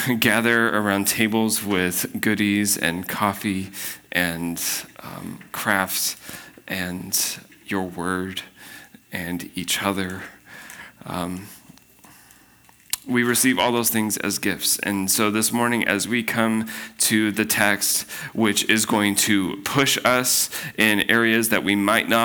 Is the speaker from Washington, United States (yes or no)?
yes; Spokane, Washington, United States; I'm from Spokane